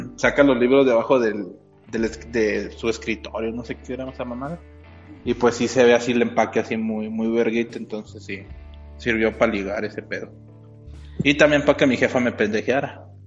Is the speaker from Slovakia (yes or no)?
no; northern Mexico, Mexico; que sea norteño